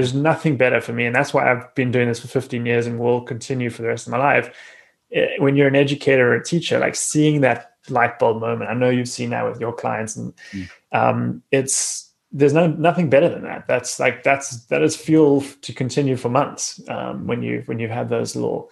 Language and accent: English; South Africa; growing up in South Africa, where I did